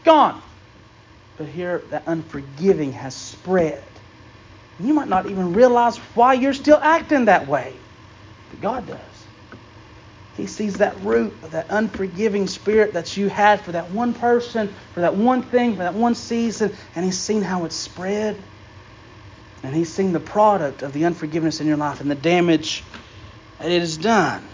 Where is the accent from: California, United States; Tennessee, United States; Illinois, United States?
Tennessee, United States; Unicoi County; I grew up in Unicoi County